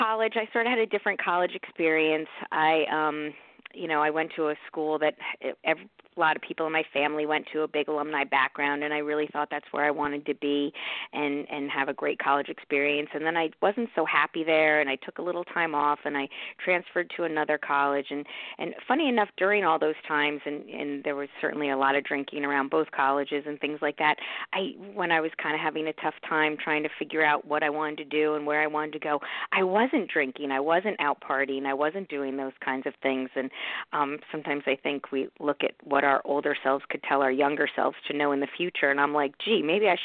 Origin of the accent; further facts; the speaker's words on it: United States; also born or lived in New York City; I was born in New York City, and I grew up in the New York and New Jersey suburbs. We moved a little bit when I was young